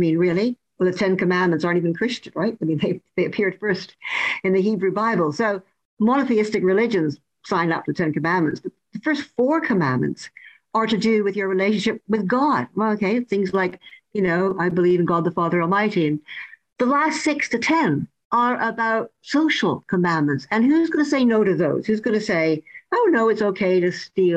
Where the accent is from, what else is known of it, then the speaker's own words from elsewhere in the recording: Canada; now in United Kingdom; I'm originally from Canada